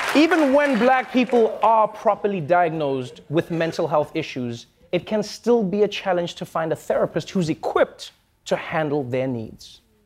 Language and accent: English; South Africa; I grew up in South Africa.